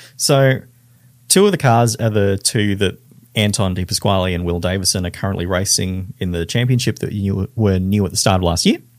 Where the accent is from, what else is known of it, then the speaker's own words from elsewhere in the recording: North Queensland, Australia; moved away; I'm from North Queensland